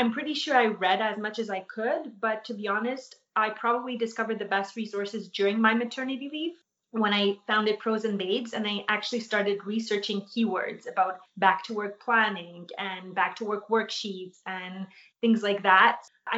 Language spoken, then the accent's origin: English; Poland; born there; because I was born in Poland and I had a lot of family there, we went there constantly.